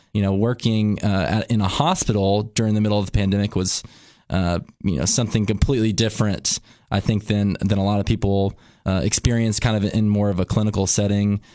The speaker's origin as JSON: {"language": "English", "town": "Cookeville", "region": "Tennessee", "country": "United States", "tie": "born or raised there", "also_born_or_lived": "Utah", "said": "I was born and raised here in Cookville, Cookville Regional Medical Center is where I made my entry"}